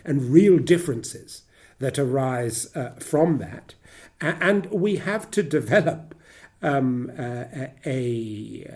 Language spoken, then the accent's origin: English; Ghana; also born or lived in South Africa; now in United Kingdom; as a child growing up in West Africa, in the Gold Coast, and then Ghana